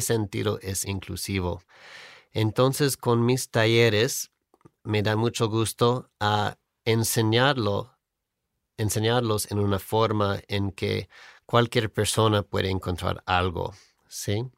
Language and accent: Spanish; near Hollywood, California, United States; Spanish is a second language; moved away; soy de California, cerca de Hollywood